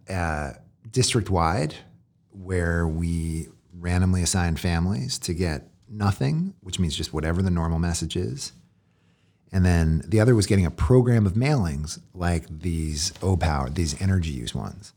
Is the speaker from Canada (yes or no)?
no; Philadelphia, Pennsylvania, United States; I grew up in Philly